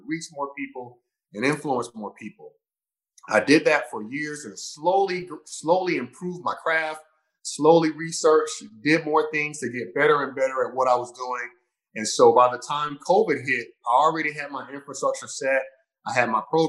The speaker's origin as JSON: {"language": "English", "town": "Sumter", "region": "South Carolina", "country": "United States", "tie": "born or raised there", "said": "I'm from Sumter, South Carolina, born and raised. I lived there my whole life."}